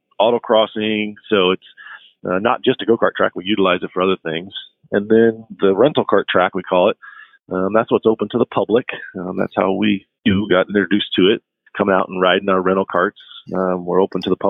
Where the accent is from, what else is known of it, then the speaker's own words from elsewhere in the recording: St. Louis, Missouri, United States; I grew up in the Midwest from St. Louis originally